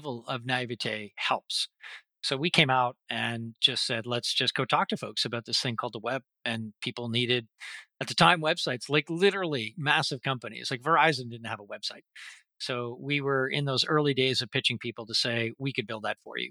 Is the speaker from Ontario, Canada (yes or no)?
yes; Toronto, Ontario, Canada; moved away as an adult; now in Vancouver, Canada; So Canadian, born and bred and grew up in Toronto